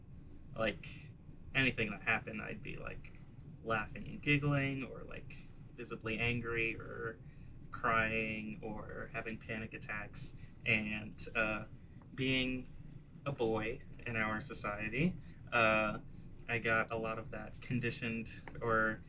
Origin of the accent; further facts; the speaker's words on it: New York City, New York, United States; I grew up in the Bronx, New York